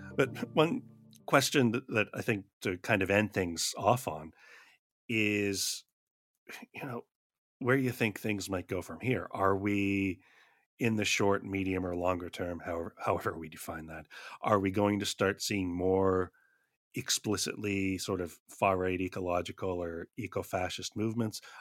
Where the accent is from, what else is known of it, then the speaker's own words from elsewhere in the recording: Canada; I'm from Canada